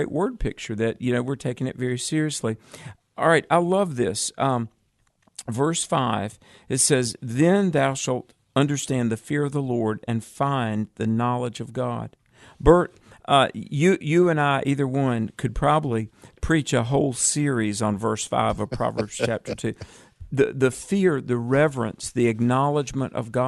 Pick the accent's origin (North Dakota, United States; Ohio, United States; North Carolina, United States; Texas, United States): North Carolina, United States; my home state of North Carolina